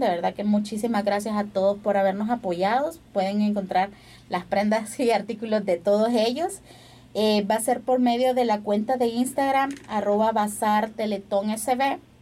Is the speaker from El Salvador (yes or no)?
yes; El Salvador